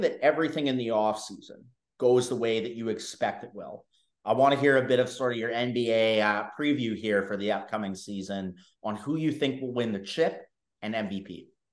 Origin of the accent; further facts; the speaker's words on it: Canada; me being Canadian myself